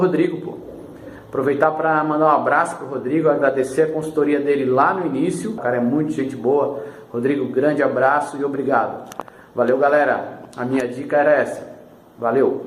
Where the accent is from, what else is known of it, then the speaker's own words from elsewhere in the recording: São José, Santa Catarina, Brazil; eu sou aqui de São José, na Grande Florianópolis, em Santa Catarina